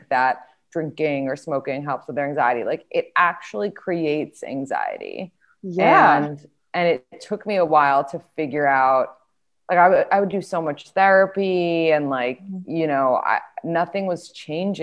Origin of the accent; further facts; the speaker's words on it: New York City, New York, United States; I grew up in New York City and like everything was so fast paced